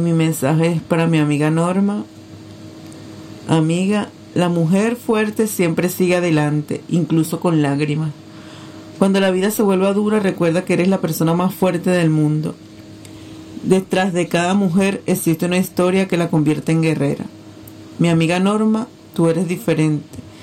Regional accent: Venezuela; Estoy aquí en Venezuela, mi país, en Caracas

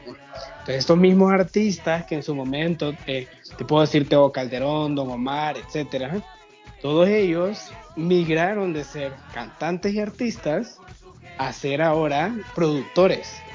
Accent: Honduras; como, como hondureños

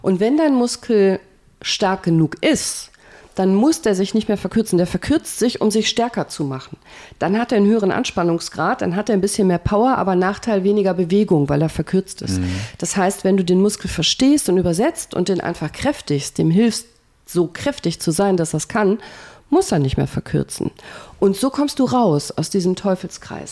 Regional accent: Remscheid, North Rhine-Westphalia, Germany; ich komme aus Remscheid

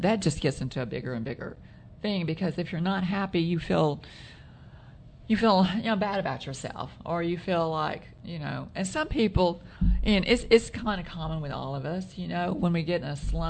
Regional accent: Texas, United States; we come from Texas

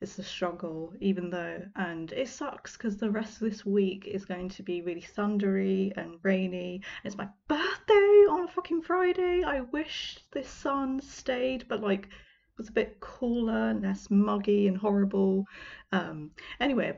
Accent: United Kingdom; I know it's really cringy as a Brit for me to say y'all

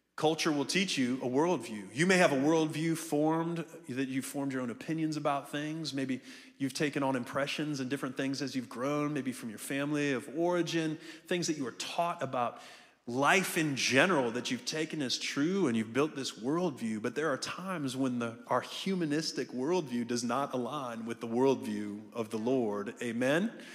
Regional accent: Ohio, United States; also born or lived in Melbourne, Florida; now in Jacksonville, United States; I'm from Jacksonville. I'm from Ohio originally.

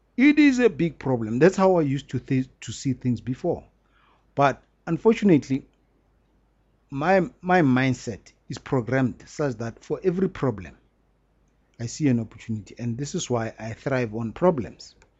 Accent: South Africa; we are very lucky to be South Africans

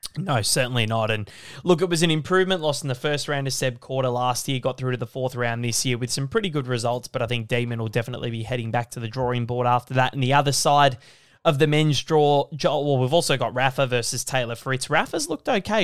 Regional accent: Australia; as an Australian fan

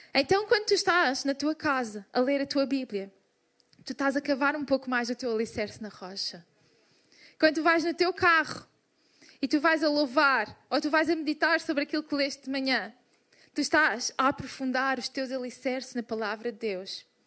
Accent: Portugal; Somos portugueses

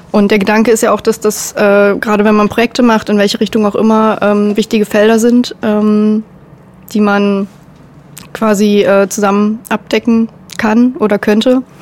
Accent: Saxony-Anhalt, Germany; Ich komme ja aus der Nähe mhm. und ähm, mit der Stadt an sich konnte ich nie viel anfangen ähm, ehe ich dann in die Kulturszene so ein bisschen eingetaucht bin.

